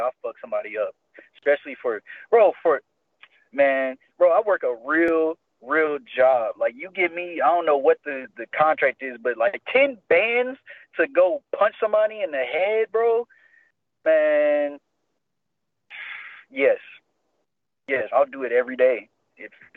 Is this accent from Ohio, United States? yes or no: yes; Ohio, United States; moved away as an adult; now in Las Vegas, United States; my home state